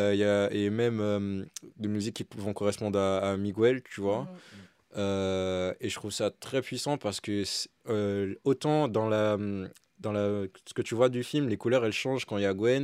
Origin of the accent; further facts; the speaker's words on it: Martinique; moved away as an adult; quand je suis parti de la Martinique, c'était exactement ça. Mm. Euh, je suis parti loin pour euh, aussi étudier